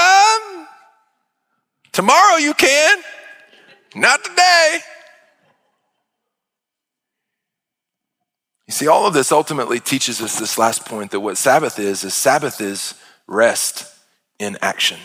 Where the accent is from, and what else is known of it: United States